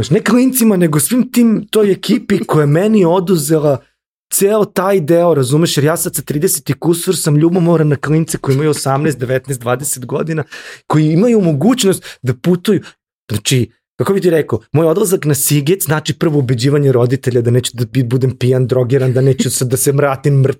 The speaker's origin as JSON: {"language": "Croatian", "country": "Serbia", "said": "mi smo iz Srbije"}